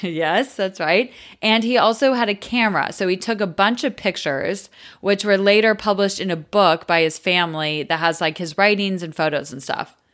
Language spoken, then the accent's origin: English; United States; I'm American